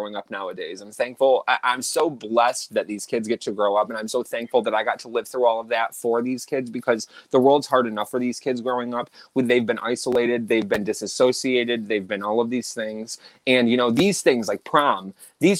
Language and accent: English; Baldwinsville, New York, United States; growing up in Central New York, our schools were separated differently